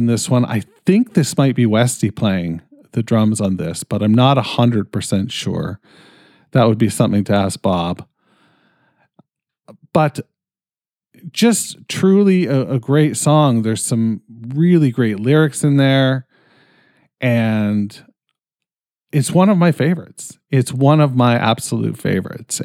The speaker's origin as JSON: {"language": "English", "country": "Canada", "said": "I'm fucking Canadian"}